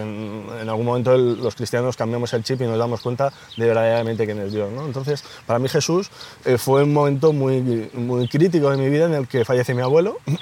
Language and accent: Spanish; Ocaña, Castilla-La Mancha, Spain; moved away as an adult; now in Madrid, Spain; mi, hermano y yo somos toledanos, eh, de, Ocaña, un pueblo de Toledo